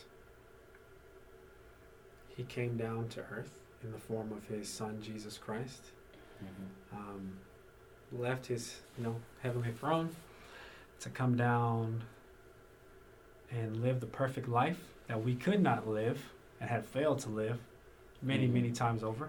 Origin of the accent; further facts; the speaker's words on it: North Carolina, United States; I've been born and raised in North Carolina